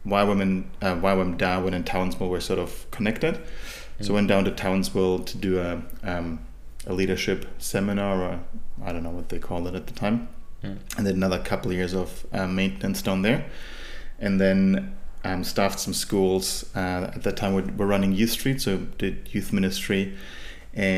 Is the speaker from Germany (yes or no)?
yes; Germany; moved away as an adult; now in Sunshine Coast, Australia; So, I'm from Germany originally. I was born in a small town in Germany, and that's where I grew up